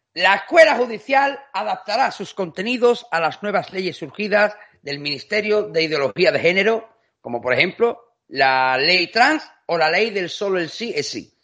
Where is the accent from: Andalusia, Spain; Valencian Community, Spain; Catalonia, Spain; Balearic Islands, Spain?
Andalusia, Spain; Seville; moved away; also born or lived in Extremadura; Yo he nacido en Sevilla, pero como tengo tarjeta sanitaria de Extremadura, yo soy de Sevilla